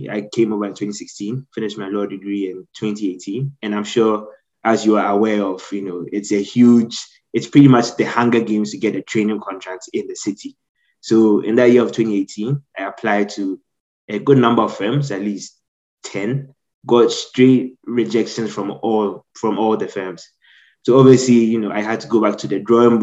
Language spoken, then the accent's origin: English; Ghana; moved away as an adult; also born or lived in United States; now in United Kingdom; I spent most of my life in Ghana, so that's where I grew up, hence my accent.